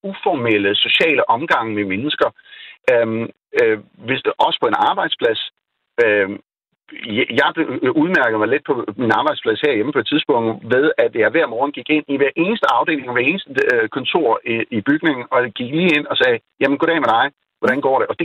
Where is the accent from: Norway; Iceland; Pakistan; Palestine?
Pakistan; now in Denmark; min oplevelse igen, jeg er født og opvokset i Pakistan, så efter jeg kommer hjem, så er det netop, der er en, en afstand.